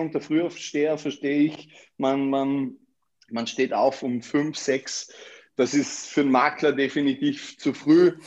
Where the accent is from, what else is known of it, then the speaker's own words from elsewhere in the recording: Vorarlberg, Austria; moved away as an adult; also born or lived in Graz; now in Vienna, Austria; Ich bin zwar in Vorarlberg aufgewachsen, habe die ersten 19 Jahre in meinem Leben dort verbracht